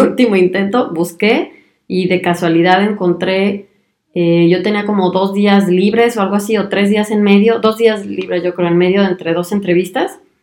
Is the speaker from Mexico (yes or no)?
yes; Mexico; moved away as an adult; now in Germany; soy mexicana y además de aventurarme en el mundo de la medicina, también decidí mudarme a Alemania a hacer mi especialidad médica